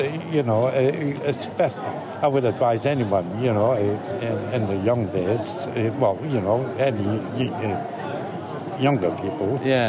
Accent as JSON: {"language": "English", "region": "Scotland", "country": "United Kingdom", "also_born_or_lived": "Frankfurt", "moved": "yes", "lives_now": "London, United Kingdom", "said": "No, I'm from Scotland."}